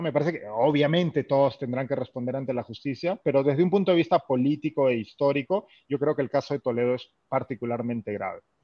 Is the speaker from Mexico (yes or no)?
no; Peru; moved away; mi trabajo como peruano en el extranjero